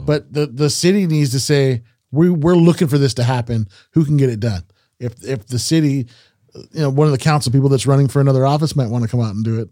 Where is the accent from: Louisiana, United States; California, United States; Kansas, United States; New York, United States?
California, United States; Salinas